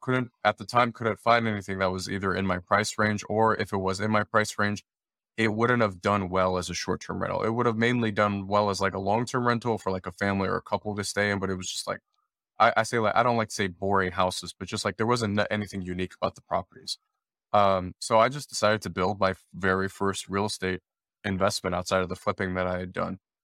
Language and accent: English; Detroit, Michigan, United States; I'm born and raised in Detroit, Michigan